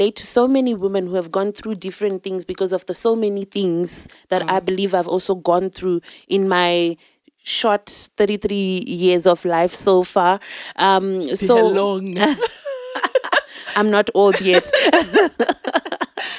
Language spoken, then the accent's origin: English; Zimbabwe; now in South Africa; I'm from Zimbabwe. I'm here in South Africa now.